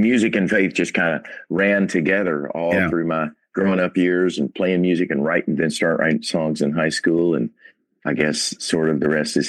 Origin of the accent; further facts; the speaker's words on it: Paducah, Kentucky, United States; Absolutely. Yeah. Western Kentucky, which is, you know, if you know the map of Kentucky, it's the far left little corner down there, the little end of just before you fall over into Illinois.